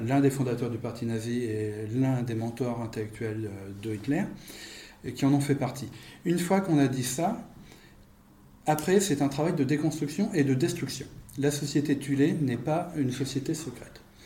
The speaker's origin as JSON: {"language": "French", "country": "France", "said": "je suis français"}